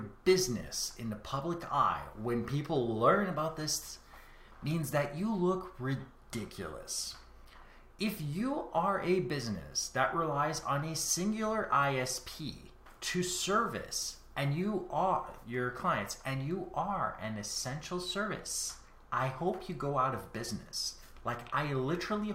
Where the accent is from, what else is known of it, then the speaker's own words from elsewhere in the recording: Canada; I am Canadian